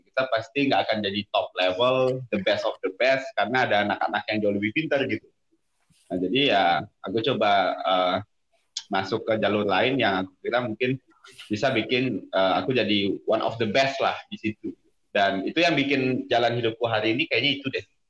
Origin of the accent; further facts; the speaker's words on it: Padang, West Sumatra, Indonesia; moved away as an adult; also born or lived in Depok / London; now in South Tangerang, Indonesia; gue sampai SMA itu da, uh, di Sumatera Barat, khususnya Kota Padang dari lahir sampai SMA di sana. Jadi mungkin teman-teman dengar bahasa Indonesia gue masih rada taste rendangnya ini.